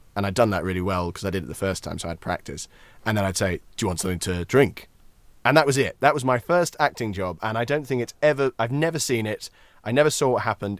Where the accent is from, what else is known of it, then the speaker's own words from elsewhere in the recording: Scotland, United Kingdom; accent: Scottish; as a Scotsman